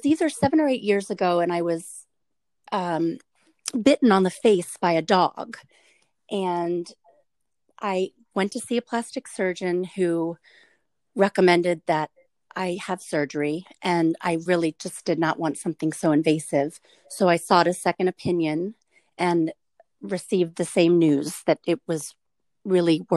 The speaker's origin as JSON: {"language": "English", "region": "Maryland", "country": "United States", "tie": "born or raised there", "moved": "as an adult", "lives_now": "Wilmington, United States", "said": "I was born and raised in Maryland and grew up near the Chesapeake Bay"}